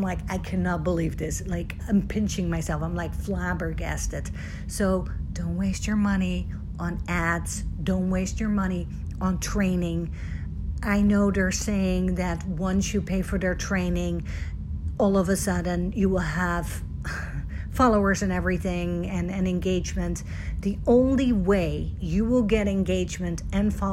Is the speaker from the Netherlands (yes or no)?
yes; Netherlands; moved away; I'm from Holland originally